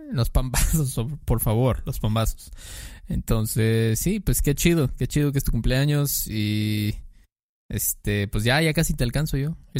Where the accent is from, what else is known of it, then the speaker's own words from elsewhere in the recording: Mexico; como mexicano, pues creces con eso